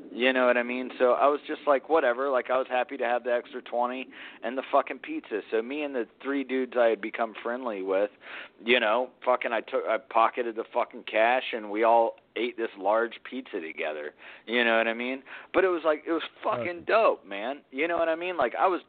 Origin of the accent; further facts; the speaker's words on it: Atlanta, Georgia, United States; moved away; also born or lived in Spokane; I grew up in Atlanta, dude.